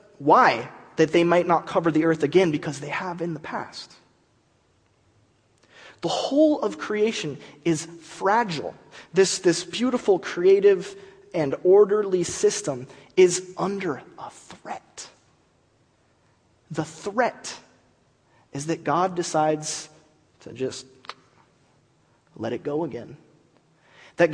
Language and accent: English; California, United States; America, California